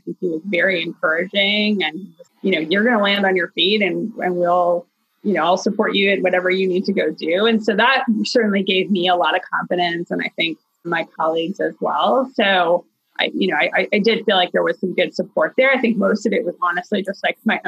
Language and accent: English; Toronto, Ontario, Canada; moved away as an adult; also born or lived in Boston; now in Chicago, United States; I grew up in Toronto